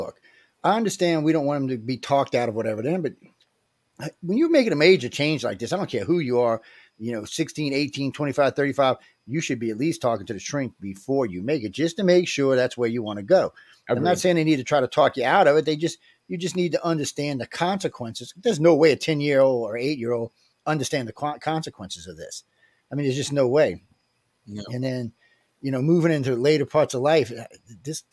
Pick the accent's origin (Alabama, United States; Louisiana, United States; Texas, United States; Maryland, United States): Louisiana, United States; New Orleans; I am from New Orleans